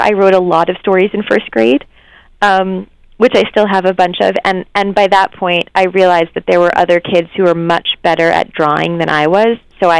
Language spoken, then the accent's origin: English; New York, United States; I grew up just outside of New York City